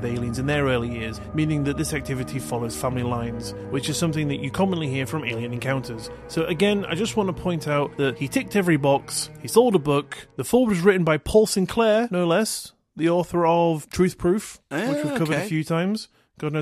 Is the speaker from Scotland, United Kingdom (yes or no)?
yes; Scotland, United Kingdom; now in England, United Kingdom; I'm from Scotland, and in Scotland they celebrate Hogmanay